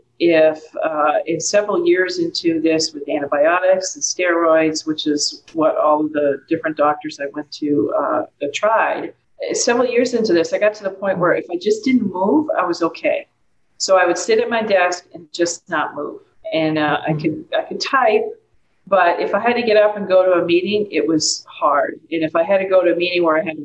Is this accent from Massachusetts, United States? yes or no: yes; Massachusetts, United States; moved away as an adult; I'm originally from Massachusetts